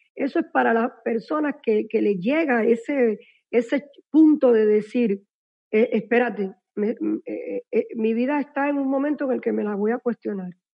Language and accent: Spanish; Cuba; soy cubana